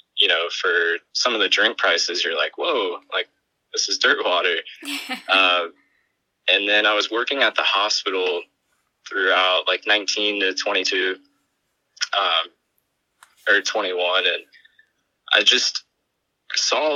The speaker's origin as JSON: {"language": "English", "town": "Cape Coral", "region": "Florida", "country": "United States", "tie": "born or raised there", "said": "I grew up in Southwest Florida, was born in Cape Coral."}